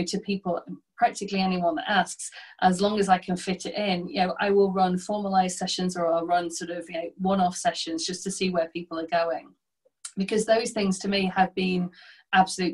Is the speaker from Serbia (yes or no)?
no; the north of England, United Kingdom; my hometown, which is a small, you know, industrial town in the north of England